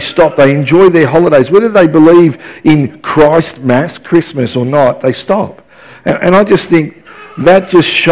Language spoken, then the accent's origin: English; Melbourne, Victoria, Australia; now in Ballarat, Australia; growing up in West Footscray